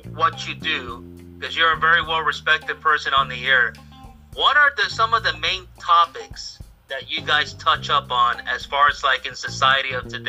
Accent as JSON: {"language": "English", "country": "Puerto Rico", "said": "I'm from Puerto Rico"}